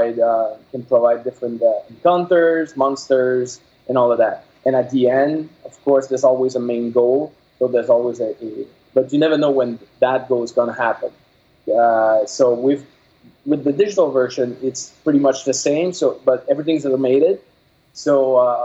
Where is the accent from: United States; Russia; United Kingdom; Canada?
Canada; Quebec; first language French; English is a second language; I'm from Quebec, so my first language is French.